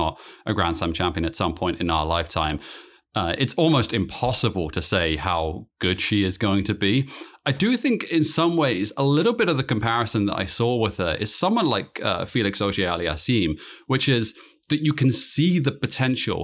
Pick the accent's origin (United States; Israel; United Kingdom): United Kingdom; moved away